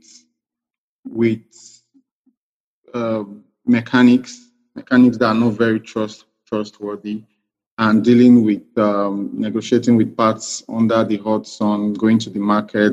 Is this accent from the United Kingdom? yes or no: no; Port Harcourt, Rivers State, Nigeria; also born or lived in Dubai; I'm from River State. I'm from Kana LGA, Ogoni. I schooled in Port Harcourt, did my secondary school year